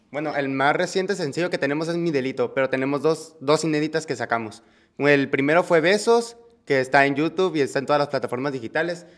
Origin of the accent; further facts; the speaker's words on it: Mexicali, Baja California, Mexico; Nosotros somos de Mexicali